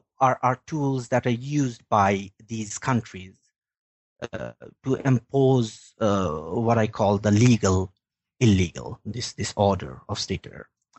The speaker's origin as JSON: {"language": "English", "country": "Bangladesh", "moved": "as an adult", "lives_now": "Sweden", "said": "I am originally from Bangladesh, where I worked for the Daily Star newspaper and was an editor with the Forum magazine. And I was also working for Human Rights Watch there."}